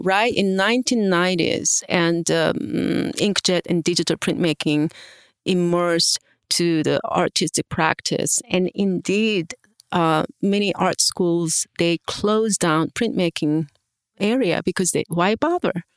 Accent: South Korea; moved away; I am international professor here, and I was born in Korea and studied in um, different countries

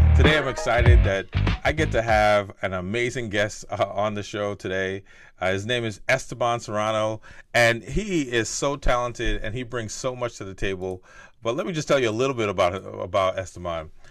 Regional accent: New Jersey, United States; I grew up in North Jersey

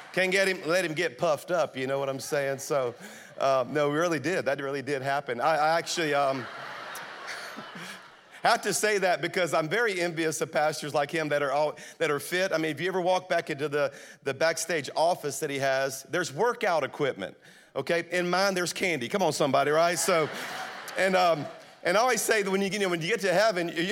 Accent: South Louisiana, United States; moved away as an adult; now in Birmingham, United States; I'm a Cajun from South Louisiana is what I really am, okay? I moved to Birmingham 23 years ago to plant Highlands, but I'm from South Louisiana

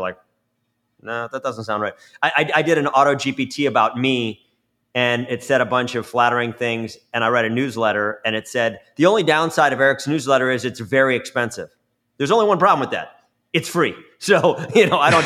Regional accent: Florida, United States; when I was a kid growing up in Florida

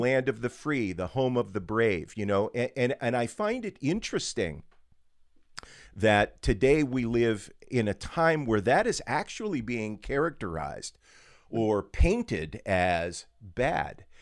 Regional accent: Western Pennsylvania, United States; born and raised in Western PA

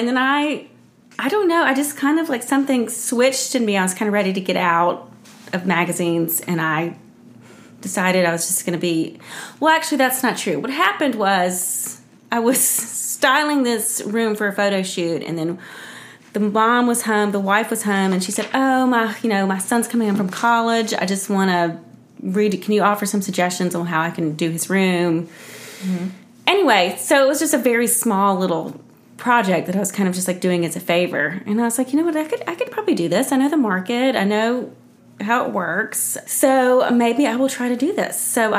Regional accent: Columbus, Georgia, United States; moved away as an adult; also born or lived in Spain / Charlotte / New York City; So I'm from Columbus, where Jennifer's also from.

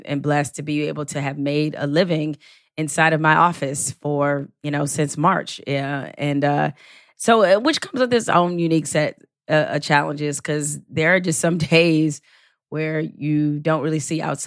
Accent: Detroit, Michigan, United States; I am from Detroit. Or as I like to tell people, I'm from the real hood, not the rap hood.

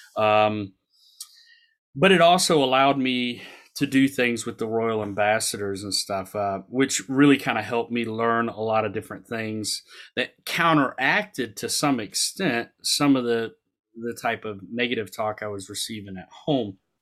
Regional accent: the South, United States; I grew up in the South

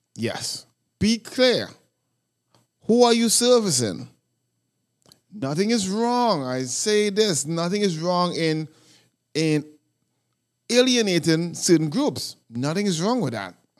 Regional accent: New York City, New York, United States; I am from New York City

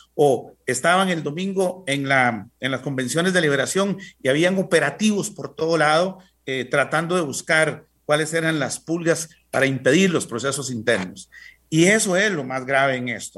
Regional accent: Costa Rica; nosotros como costarricenses

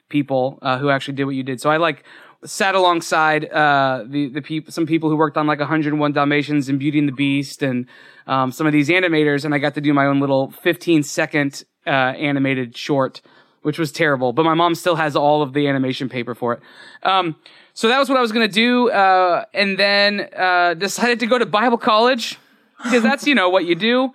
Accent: Florida, United States; I grew up in Florida, so D- Disney was an hour and a half away

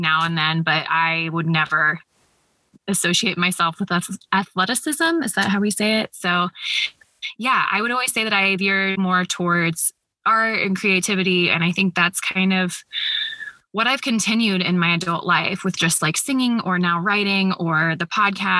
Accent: Columbus, Ohio, United States; I grew up in Columbus, Ohio, and I'm still here

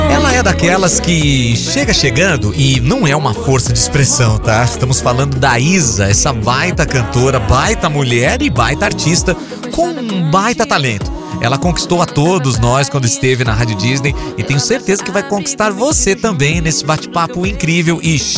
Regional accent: Natal, Rio Grande do Norte, Brazil; also born or lived in Rio de Janeiro; fui criada em Olaria até os meus seis anos de idade. E aí o meu pai, seu Djalma, ele é militar e ele foi transferido para Natal, Rio Grande do Norte.

